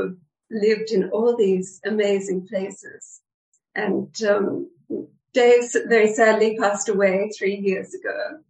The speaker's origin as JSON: {"language": "English", "town": "Brisbane", "region": "Queensland", "country": "Australia", "tie": "born or raised there", "also_born_or_lived": "Jerusalem, Israel / Canada", "moved": "as an adult", "said": "I was born in Australia, as you mentioned, and grew up here. And when I was in my 20s, I developed this great passion to go to Israel. I was a Christian."}